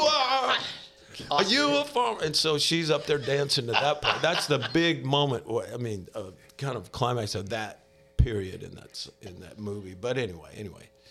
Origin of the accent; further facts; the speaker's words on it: Mobile, Alabama, United States; born and raised in Alabama. Grew up in Mobile, Alabama, down on the coast.